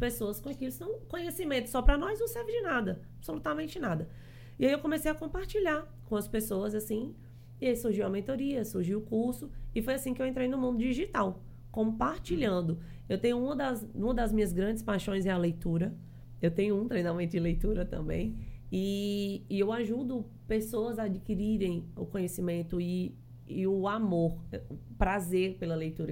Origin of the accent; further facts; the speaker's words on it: Fortaleza, Ceará, Brazil; now in João Pessoa, Brazil; eu sou cearense, sou lá de Fortaleza.